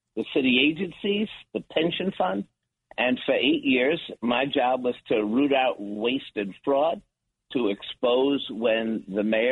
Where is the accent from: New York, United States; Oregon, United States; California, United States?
New York, United States; New York City; I'm a kids from New York City, growing up in Washington Heights.